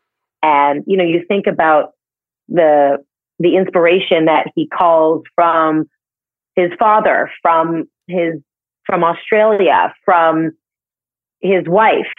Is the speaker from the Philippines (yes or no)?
no; Canada; now in New York, United States; I'm from Canada